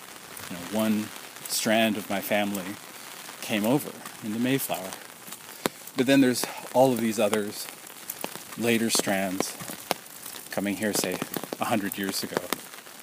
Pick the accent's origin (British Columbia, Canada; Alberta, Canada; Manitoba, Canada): British Columbia, Canada; Vancouver; also born or lived in Korea; I was born in Vancouver.